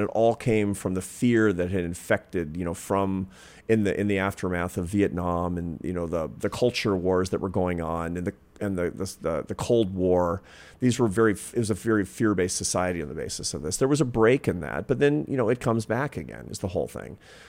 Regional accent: Pacific Northwest, United States; So when I was a kid, for example, growing up in the Pacific Northwest, in the 1970s, there was deep fear of serial killers, cults.

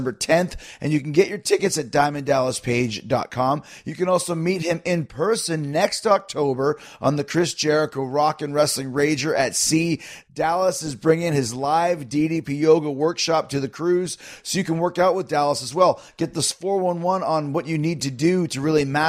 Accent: Winnipeg, Manitoba, Canada; moved away

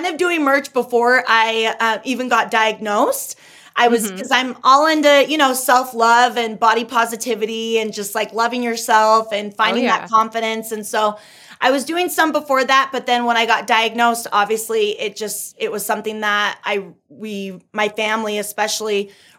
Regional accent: California, United States; now in Utah, United States; I'm originally from California, but I live in Utah now

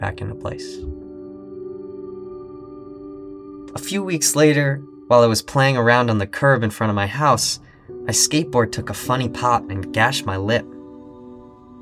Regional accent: New York City, New York, United States; also born or lived in Boston; Once I graduated, I moved from Boston back to my hometown of New York City

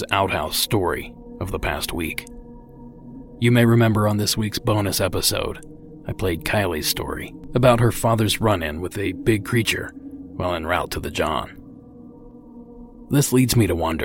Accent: Ohio, United States; my home state of Ohio

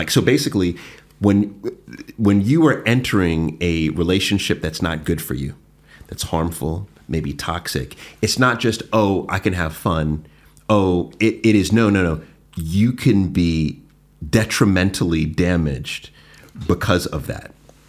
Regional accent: Jamaica; being Jamaican, I always felt like we're very cold, like, don't touch me, like, all this.

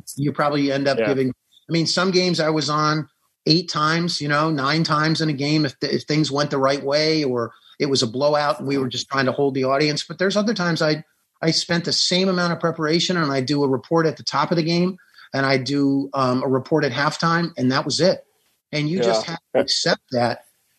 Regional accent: San Diego, California, United States; I grew up in San Diego as a reporter going to San Diego State.

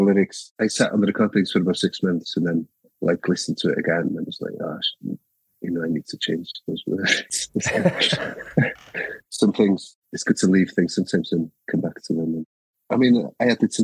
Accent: Wales, United Kingdom; first language Welsh; English is a second language; my first language is the Welsh language

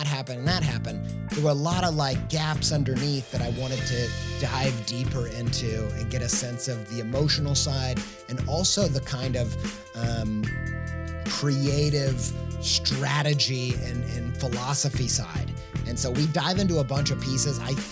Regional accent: Columbus, Indiana, United States; moved away as an adult; also born or lived in Franklin, Indiana; now in Europe; I was born in Franklin, which is a little bit south of Indy. And then I went to high school in Columbus, Indiana.

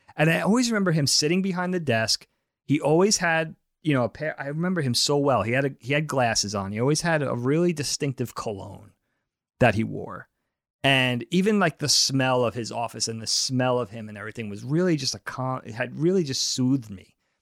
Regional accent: Suffolk County, Long Island, New York, United States; born or raised there; also born or lived in Albertson, Nassau County, New York

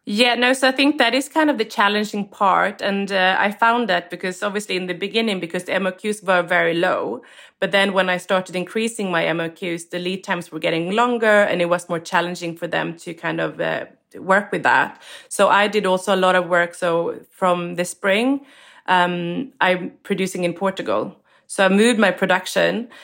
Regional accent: Sweden; moved away as an adult; also born or lived in London, United Kingdom; I was born and raised in Sweden

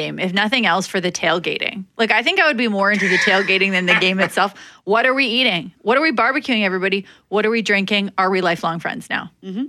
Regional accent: Saskatchewan, Canada; now in Manitoba, Canada; I'm from Saskatchewan. I was born on a quad, baby.

